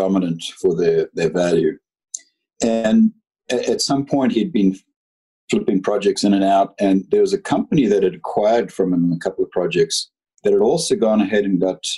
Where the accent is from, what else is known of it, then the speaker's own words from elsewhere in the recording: Zimbabwe; moved away as an adult; also born or lived in United Kingdom; now in Canada; I was born and brought up in Zimbabwe